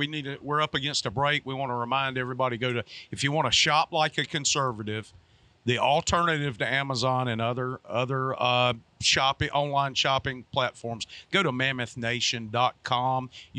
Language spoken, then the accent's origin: English; Georgia, United States; moved away; I ain't from Alabama. I was born in Georgia